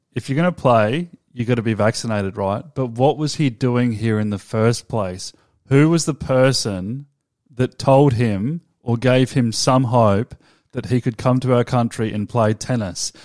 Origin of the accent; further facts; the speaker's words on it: Australia; We're Australian. This is a, an Australian podcast.